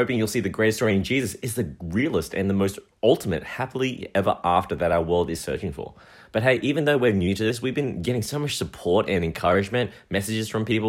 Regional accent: Australia; accent: Aussie; we do sound like Aussies, you know, Australians with our Aussie accents, but Heidi and I have the blood of our ancestors, Chinese, Taiwanese, Hong Kongese, flowing through our veins.

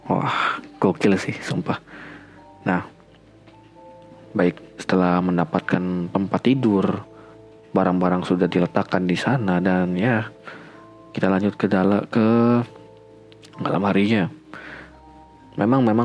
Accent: Sintang, West Kalimantan, Indonesia; also born or lived in Pontianak; aku lahir tahun 1998 bulan Mei dan 7 bulan kemudian uh, kami pindah sekeluarga ke Kabupaten Sintang aku lahir di Pontianak ya by the way

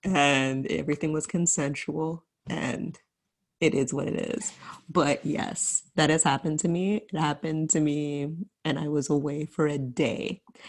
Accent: Markham, Ontario, Canada; I'm from Markham.

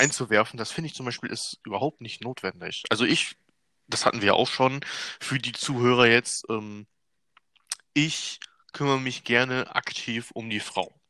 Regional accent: Germany; ich bin ja selber Deutscher

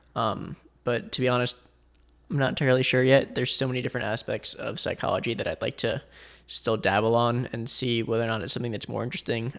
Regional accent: Boca Raton, Florida, United States; also born or lived in Asheville, North Carolina; I was born and raised, uh, here in South Florida in Boca

